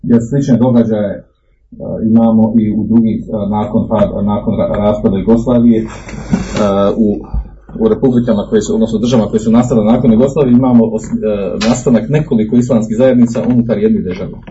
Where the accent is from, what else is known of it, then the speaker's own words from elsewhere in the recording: Bosnia & Herzegovina; kod nas u Bosni.